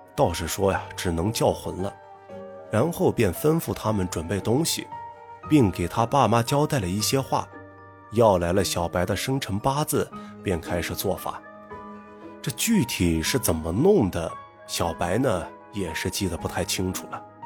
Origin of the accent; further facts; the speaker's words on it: Gulang, Gansu, China; moved away; 我们呢，也都是从古浪献出来的